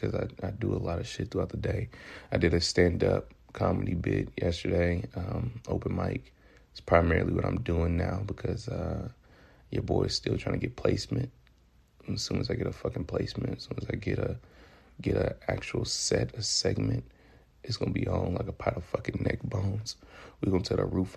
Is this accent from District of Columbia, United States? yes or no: no; Memphis, Tennessee, United States; accent: Southern; now in California, United States; I derive from the east part of Memphis, Tennessee.